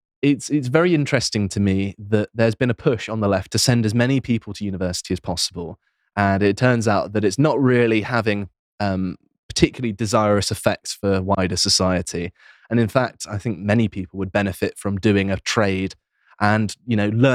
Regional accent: England, United Kingdom; we're English, yeah.

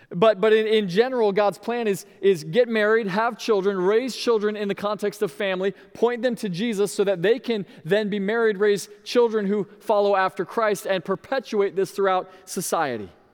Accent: Sebring, Florida, United States; my hometown of Sebring, Florida

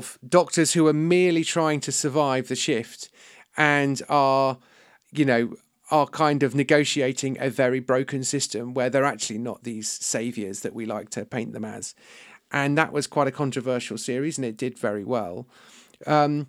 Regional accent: United Kingdom; I'm British and I'm a writer.

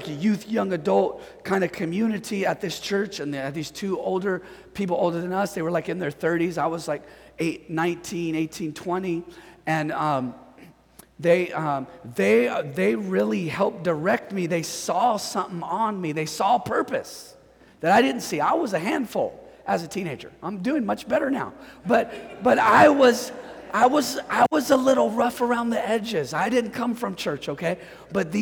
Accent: Northern California, United States; moved away as an adult; I'm from Northern California

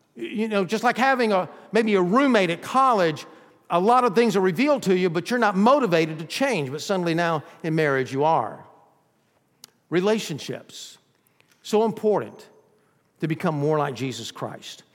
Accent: Georgia, United States; also born or lived in Texas; now in Florida, United States; We were raised in Georgia

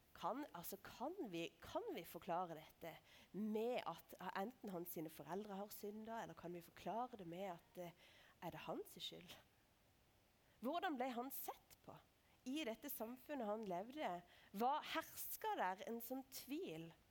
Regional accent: Lista, Agder, Norway; moved away; jeg kommer fra Lister, for det er sant

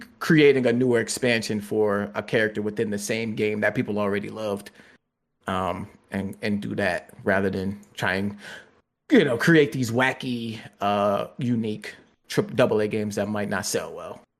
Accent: United States; I am American

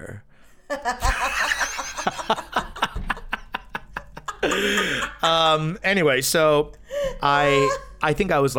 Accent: New Jersey, United States; also born or lived in Flushing, New York; we moved from Flushing to New Jersey because of my dad

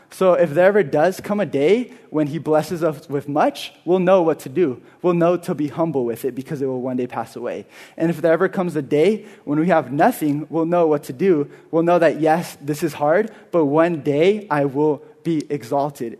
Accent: Carpinteria, California, United States; I'm from here. I'm from Carpinteria. I'm a local. I went to Carpinteria High School

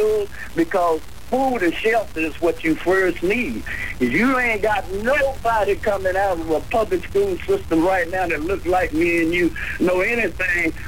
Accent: Crockett, Texas, United States; I was born April the 1st, 1946 at 8:30 on the piano stool at Mayrabbin College in Crockett, Texas.

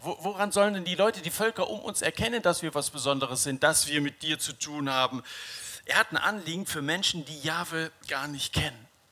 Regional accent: Dillenburg, Hesse, Germany; Ich liebe meine, meine Heimatstadt Dillenburg.

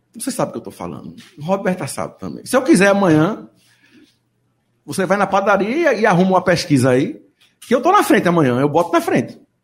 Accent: Northeast Region, Brazil; accent: nordestino; eu tenho um sotaque nordestino e não escondo

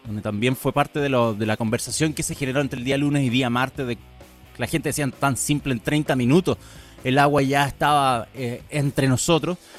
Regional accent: Chillán, Ñuble, Chile; moved away; mi ciudad natal, en Chillán, en Ñuble

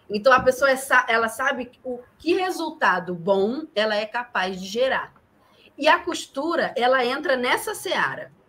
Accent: Minas Gerais, Brazil; sou de Minas Gerais

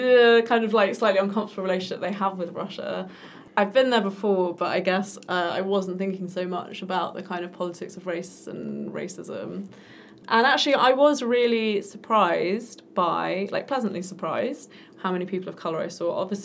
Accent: England, United Kingdom; Which, as an English person, is like, wow. Yeah. Because in England, the people who speak languages are the children of migrants

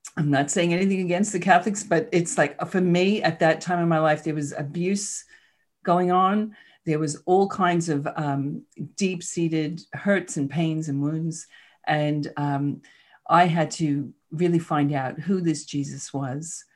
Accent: New York City, New York, United States; moved away; I grew up in Queens, New York. You probably heard the accent a little bit

